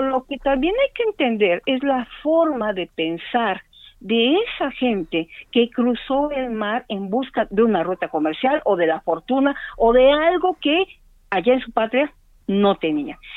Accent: Mexico City, Mexico; los que somos de aquí de la Ciudad de México

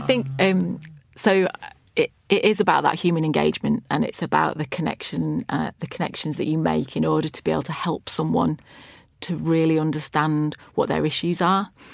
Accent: Lancashire, North West England, United Kingdom; I grew up in Lancashire

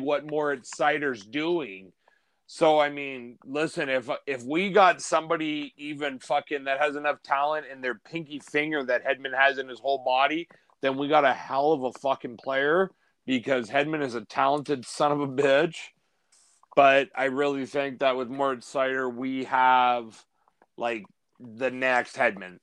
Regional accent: Canada; I'm from Canada

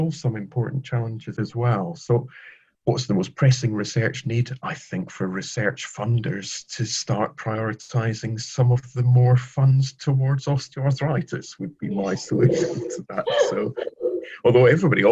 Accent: Scotland, United Kingdom; moved away as an adult; now in England, United Kingdom; I'm Scottish. I was grown up with a love of the underdog, and I remember when I moved from Scotland to England

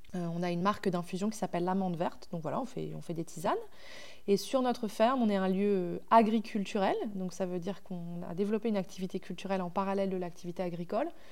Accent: Normandy, France; moved away; j'ai grandi à la campagne mais euh, pas, dans cette campagne-là. J'ai grandi en Normandie

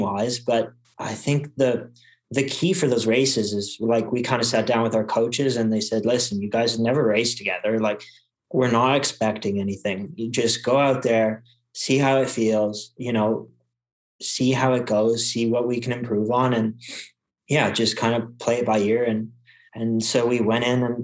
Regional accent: Quebec, Canada; I grew up racing in Quebec

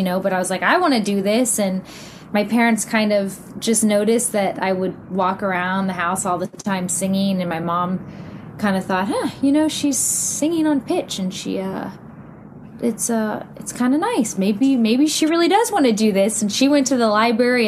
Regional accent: Houston, Texas, United States; I grew up in Houston, Texas.

